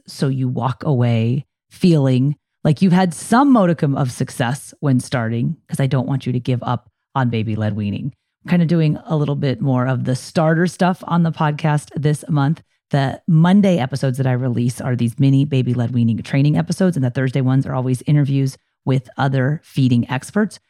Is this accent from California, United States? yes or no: yes; Poway, California, United States; here in my hometown of Poway, California